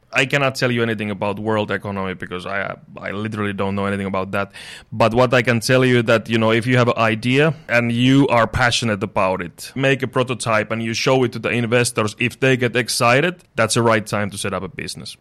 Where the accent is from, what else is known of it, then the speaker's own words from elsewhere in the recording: Finland; moved away as an adult; now in Dubai, United Arab Emirates; I'm from Finland